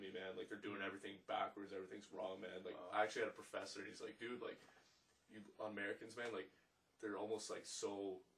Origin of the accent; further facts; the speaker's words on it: Canada; we're actually Canadian.